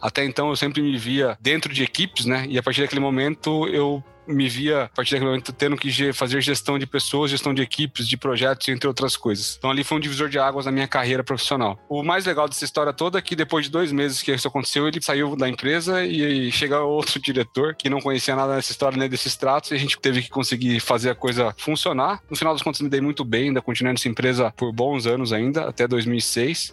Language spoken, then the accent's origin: Portuguese; Mogi das Cruzes, São Paulo, Brazil; moved away as an adult; also born or lived in interior of Paraná; eu sou de Mogi das Cruzes, na região da Grande São Paulo